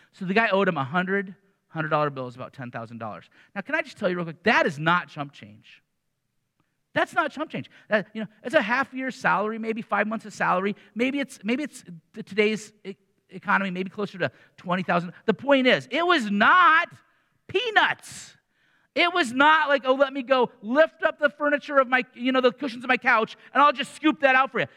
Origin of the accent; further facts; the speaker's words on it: Iowa City, Iowa, United States; I grew up in Iowa City